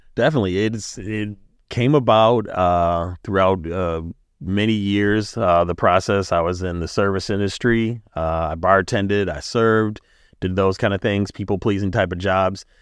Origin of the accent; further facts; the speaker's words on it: Milwaukee, Wisconsin, United States; Growing up in Brewers Hill and being on the East Side